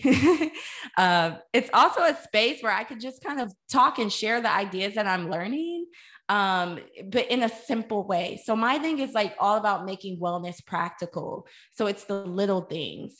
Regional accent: St. Louis, Missouri, United States; I'm from St. Louis, Missouri

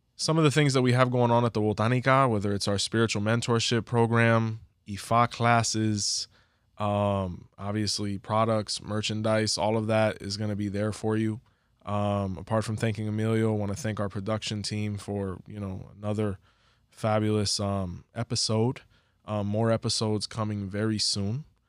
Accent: Hialeah, Florida, United States; we're from Hialeah

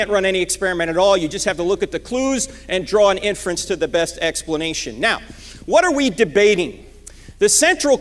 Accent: New Jersey, United States; moved away; I'm originally from New Jersey

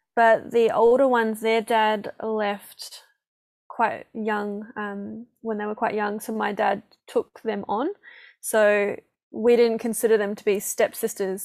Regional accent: Perth, Western Australia, Australia; moved away as an adult; also born or lived in Gold Coast, Australia; now in New Zealand; northern suburbs. So past Joondalup in Butler.

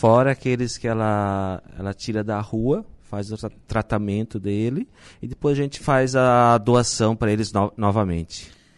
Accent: Nova Veneza, Santa Catarina, Brazil; now in Balneário Arroio do Silva, Brazil; eu sou de Nova Veneza

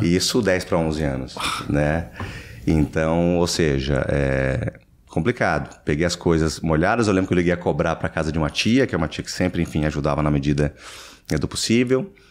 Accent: São Paulo, Brazil; moved away as an adult; now in United States; Eu nasci em São Paulo, é capital

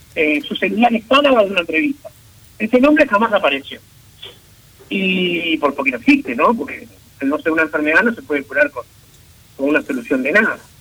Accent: Uruguay; como uruguayos

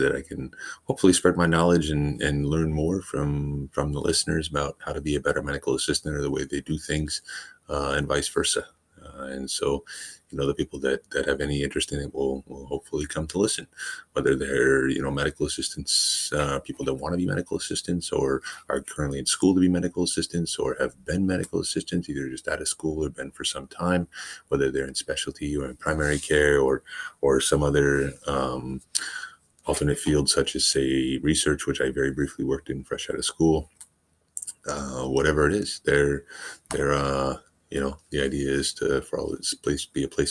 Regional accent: Washington, United States; moved away as an adult; also born or lived in California; I went to school in California for medical assisting, but I'm born and raised in Washington State, which is where I've come back to.

